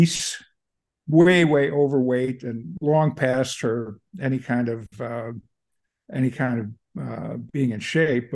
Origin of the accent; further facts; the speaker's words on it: Long Island, Nassau County, New York, United States; now in San Francisco, United States; I grew up on Long Island, Nassau County, suburb of New York.